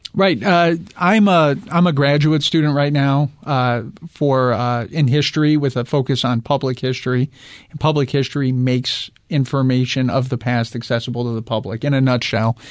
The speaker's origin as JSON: {"language": "English", "area": "suburbs of Chicago", "region": "Midwest", "country": "United States", "tie": "born or raised there", "moved": "yes", "lives_now": "Phoenix, United States", "said": "I grew up in the Midwest"}